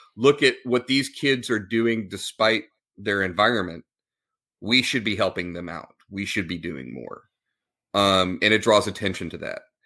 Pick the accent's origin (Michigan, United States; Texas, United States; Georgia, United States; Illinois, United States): Texas, United States; Scott and I went to high school together. We were raised in the Texas public school system